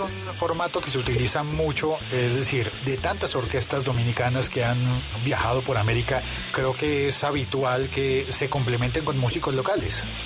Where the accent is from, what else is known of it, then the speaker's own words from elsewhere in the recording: Bogotá, Colombia; A mí como bogotano